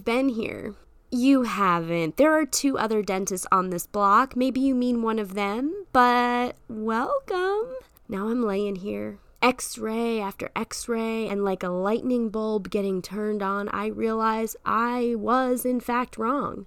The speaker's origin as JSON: {"language": "English", "country": "United States", "said": "I'm American"}